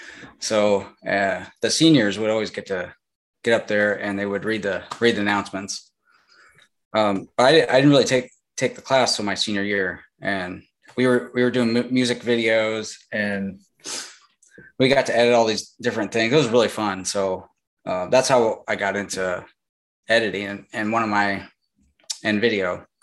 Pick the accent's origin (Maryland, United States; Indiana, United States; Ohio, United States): Indiana, United States; Angola; like you said, and I grew up in Indiana. And I grew up around cornfields. Really, my whole family had farming area that we grew up on. We were literally surrounded by cornfields.